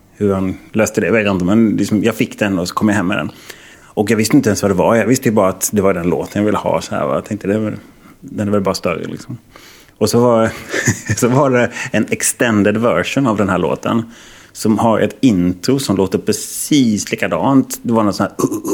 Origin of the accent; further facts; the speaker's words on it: Halmstad, Halland County, Sweden; moved away; jag är ju från Halmstad från början